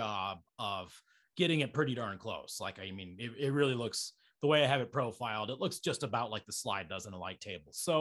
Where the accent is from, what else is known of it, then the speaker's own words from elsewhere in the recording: Estes Park, Colorado, United States; where I grew up in Estes Park